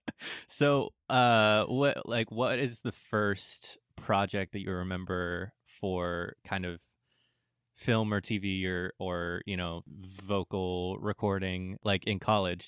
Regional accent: San Diego, California, United States; I'm from San Diego

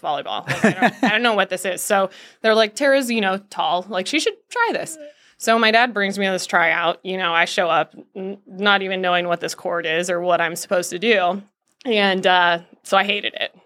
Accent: Scottsdale, Arizona, United States; moved away; I grew up in Scottsdale, Arizona

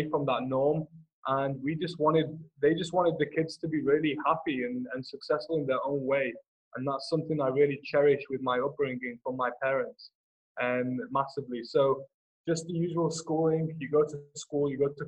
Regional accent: Manchester, North West England, United Kingdom; I was born in Manchester in the UK, in the United Kingdom.

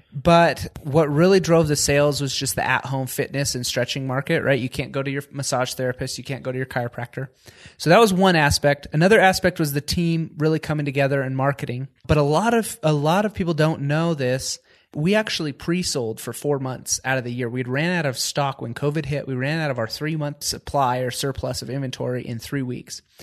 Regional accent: Washington, United States; I grew up in Washington State in the, more of a farming community.

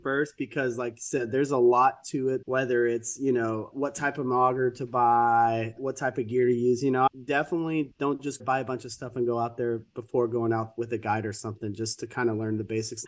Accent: Texas, United States; I'm from Texas

